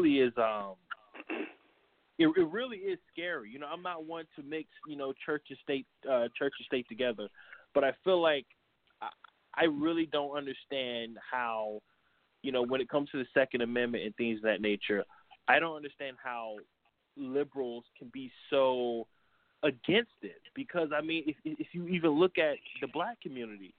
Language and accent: English; New York City, New York, United States; I'm from New York City